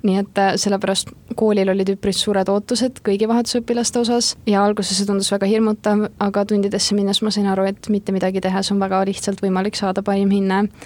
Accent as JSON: {"language": "Estonian", "country": "Estonia", "said": "ma olen Eestist"}